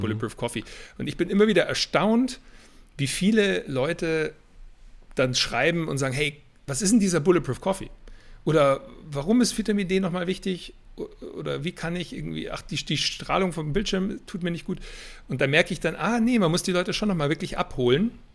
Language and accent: German; Weilheim, Bavaria, Germany; moved away as an adult; also born or lived in Boston, United States / Berlin; ich stamme aus Weilheim in Oberbayern, also nicht weit weg von München. Bin dann hier im Basketball auch groß geworden